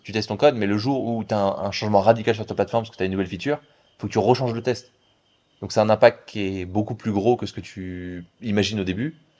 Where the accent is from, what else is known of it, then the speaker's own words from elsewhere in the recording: Paris, Île-de-France, France; moved away as an adult; also born or lived in Hong Kong; now in Bali, Indonesia; Moi je viens de Paris